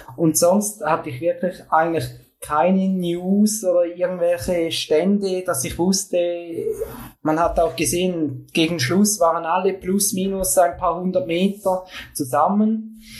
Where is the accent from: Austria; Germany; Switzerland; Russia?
Switzerland; bei uns in der Schweiz